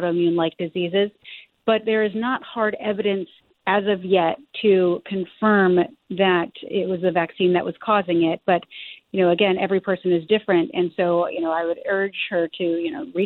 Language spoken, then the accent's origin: English; Arizona, United States; my home state of Arizona